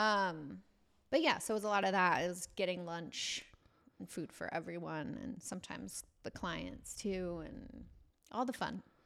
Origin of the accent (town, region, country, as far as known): Washington, United States; born or raised there; also born or lived in Bay Area, California / Marysville / Arlington / Bellingham